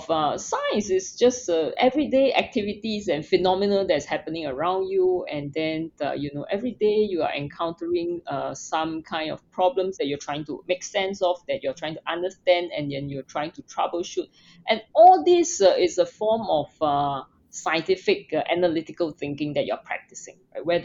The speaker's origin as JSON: {"language": "English", "country": "Singapore", "tie": "born or raised there", "said": "I was born in Singapore. I grew up in Singapore, which is a tropical country with no snow."}